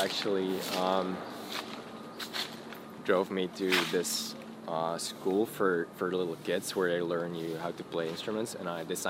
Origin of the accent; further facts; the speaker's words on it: Antwerp, Flanders, Belgium; Born and raised in Antwerp, Belgium.